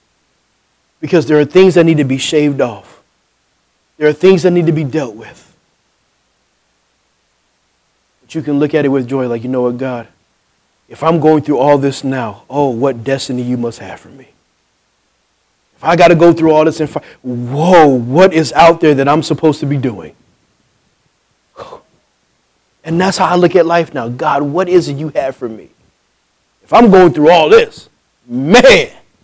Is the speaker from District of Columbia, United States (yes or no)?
no; New Jersey, United States; I'm from New Jersey